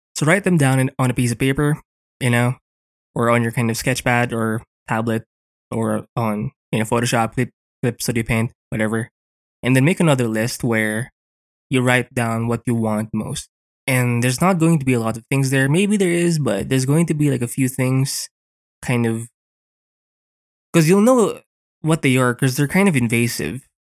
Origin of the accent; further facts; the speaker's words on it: Philippines; here in the Philippines, 'cause I'm Filipino